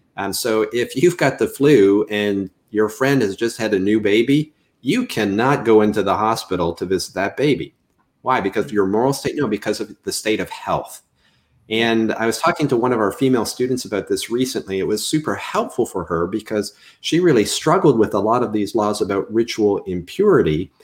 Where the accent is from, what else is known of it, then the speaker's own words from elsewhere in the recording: Canada; moved away as an adult; I'm originally from Canada. You'll probably pick that up when I say anything with an OU diphthong, out and about is what usually uh, signals to people I'm not from Mississippi.